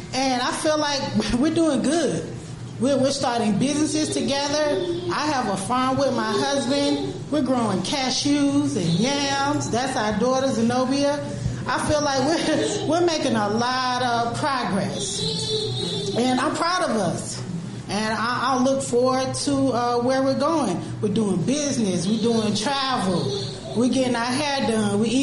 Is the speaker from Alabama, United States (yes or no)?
yes; Montgomery, Alabama, United States; moved away as an adult; now in Washington, D.C., United States; I grew up in Montgomery, Alabama